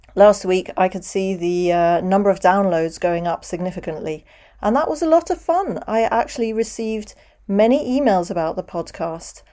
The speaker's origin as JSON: {"language": "English", "country": "United Kingdom", "accent": "British, close to RP", "moved": "yes", "lives_now": "Europe", "said": "I'm British. I speak with a British accent. I'm based in Europe"}